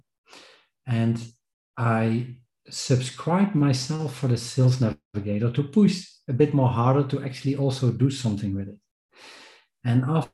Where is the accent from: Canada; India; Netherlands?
Netherlands; I'm from the Netherlands